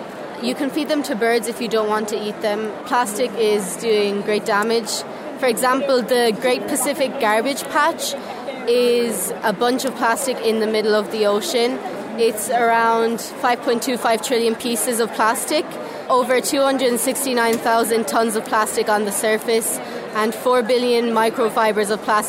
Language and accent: English; Croom, Munster, Ireland; we're both from Colossia Ciaran in Croom, County Limerick.